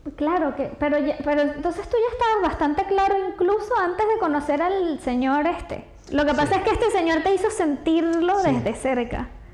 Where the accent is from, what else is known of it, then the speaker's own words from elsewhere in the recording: Venezuela; soy venezolana